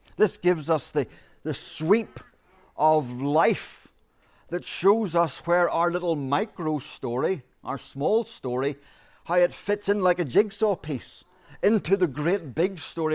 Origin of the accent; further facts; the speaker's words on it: Ireland; As Irish people, we are storytellers. We are born storytellers